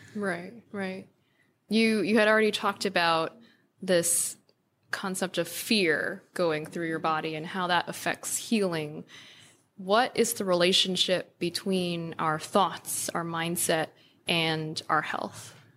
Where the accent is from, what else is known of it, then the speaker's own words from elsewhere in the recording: New York, United States; growing up in New York